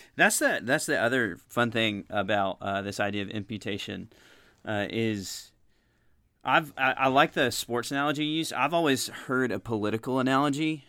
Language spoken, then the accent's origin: English; United States; as an American person